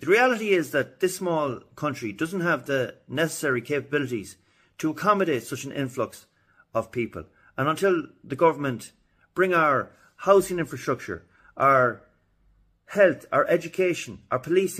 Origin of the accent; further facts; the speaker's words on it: Ireland; as us Irish would say